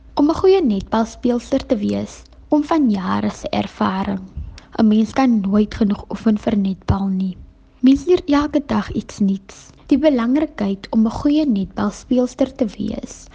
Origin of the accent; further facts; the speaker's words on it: South Africa; ek is van Kranzloek afkomstig